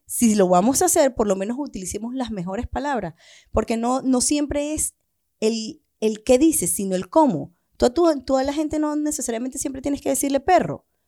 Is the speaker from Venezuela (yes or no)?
yes; Venezuela; now in Chile; lo que estamos haciendo algunos venezolanos